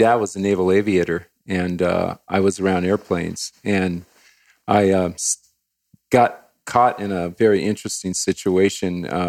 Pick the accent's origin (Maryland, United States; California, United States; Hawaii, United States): Hawaii, United States; I grew up in Hawaii, part of my life in Hawaii.